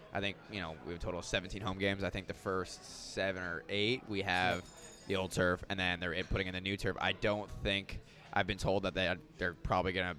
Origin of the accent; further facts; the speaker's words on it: Anaheim, California, United States; I grew up in Southern California